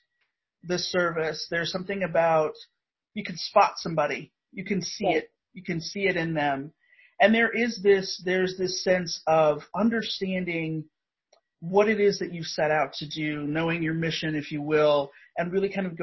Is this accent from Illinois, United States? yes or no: no; Indiana, United States; I'm a Midwestern Indiana suburban kid.